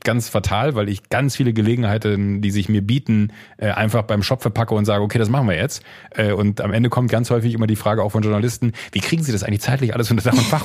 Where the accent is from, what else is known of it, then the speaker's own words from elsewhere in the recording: Viersen district, Mönchengladbach area, North Rhine-Westphalia, Germany; im rheinischen äh, da, äh, Kreis Viersen, Mönchengladbach, die Ecke, wo ich herkomme